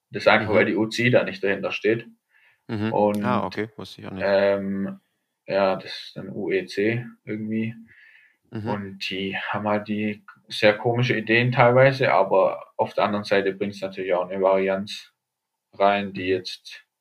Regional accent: Germany; genau, Deutsch als Deutscher sicherlich auch nicht zu benachteiligt. Einfach weil vielleicht bei uns auch ja

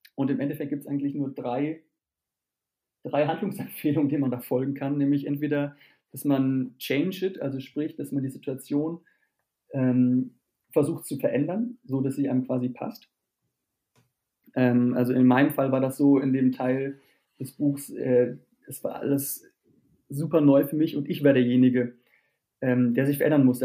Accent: Germany; bei uns in Deutschland und in Europa

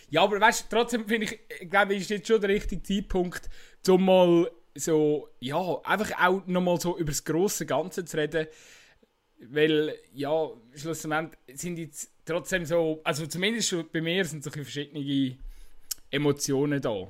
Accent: Switzerland; ich finde, man muss sich das irgendwie als äh, Schweizer Fußballfan auch einfach ein Stück weit bewusst sein

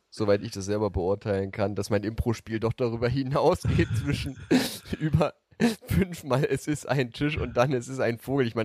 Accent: Brandenburg, Germany; born there; also geboren bin ich ja in Brandenburg, aber tatsächlich ist, ist mein Versuch immer sehr hochdeutsch zu sprechen

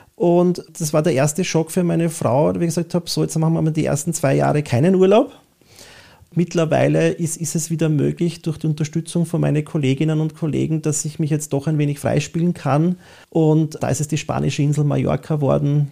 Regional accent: Vienna, Austria; typisch wienerisch, von, von … über …, …, da wo ich herkomme, da gehöre ich hin

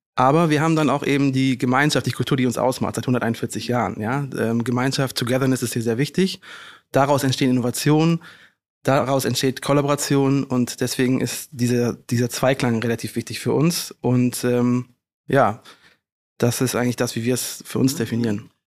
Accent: Rhineland, Germany; moved away as an adult; now in Hamburg, Germany; ich bin Rheinländer durch und durch, bin im Rheinland groß geworden

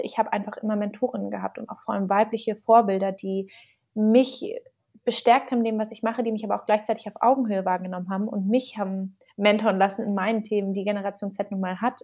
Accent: Berlin, Germany; ich bin gebürtige Berlinerin, muss man dazu sagen. Das ist ja heutzutage eine Seltenheit ähm, und bin auch in Mitte groß geworden

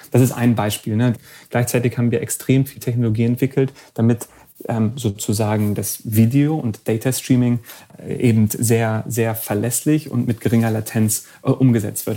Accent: Germany; moved away as an adult; also born or lived in Silicon Valley, United States; ich bin ja ursprünglich aus Deutschland

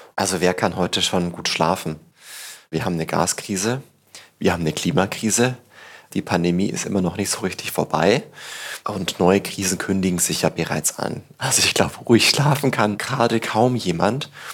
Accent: Tirschenreuth, Bavaria, Germany; now in Berlin, Germany; in Tirschenreuth, wo ich herkomme

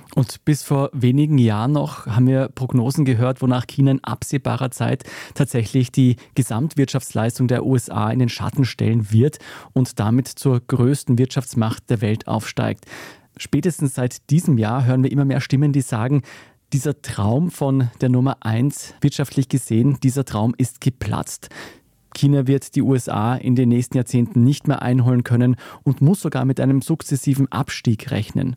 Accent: Austria; bei uns in Österreich

